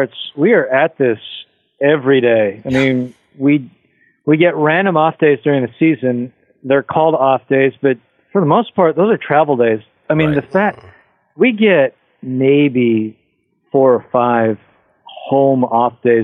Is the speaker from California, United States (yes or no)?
no; Tacoma, Washington, United States; I'm from Tacoma.